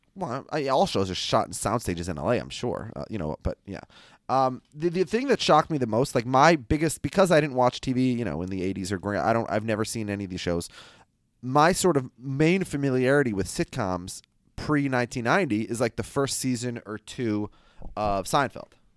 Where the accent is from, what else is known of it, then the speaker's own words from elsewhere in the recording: Minnesota, United States; I'm from Minnesota